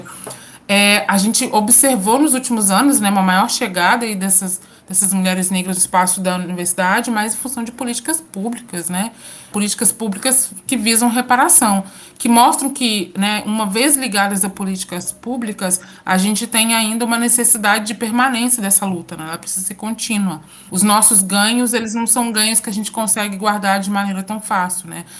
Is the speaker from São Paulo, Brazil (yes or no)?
no; São João del-Rei, Minas Gerais, Brazil; moved away as an adult; now in Espírito Santo, Brazil; Sou mineira, sou de Minas Gerais, do interior de Minas Gerais, São João del Rei, e estou em solo capixaba, né, há cerca de quase dois anos.